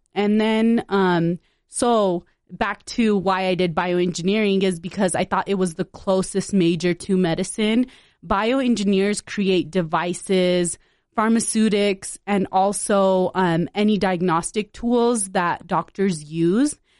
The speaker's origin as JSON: {"language": "English", "town": "West Valley City", "region": "Utah", "country": "United States", "tie": "born or raised there", "also_born_or_lived": "Punjab, India", "said": "I grew up in West Valley City, Utah"}